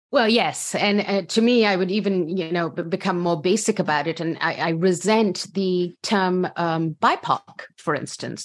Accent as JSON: {"language": "English", "country": "Pakistan", "moved": "as an adult", "lives_now": "United States", "said": "I come from Pakistan, so I've put in a box as a woman, as a Pakistani woman"}